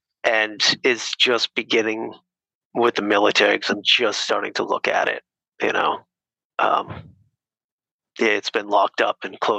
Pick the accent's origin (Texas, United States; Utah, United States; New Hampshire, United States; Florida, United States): New Hampshire, United States; Nashua; So Nashville, New Hampshire. So okay. Right over the border.